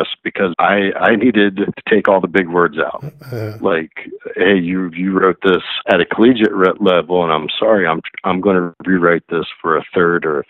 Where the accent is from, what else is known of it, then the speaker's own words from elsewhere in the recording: Arkansas, United States; I grew up in Arkansas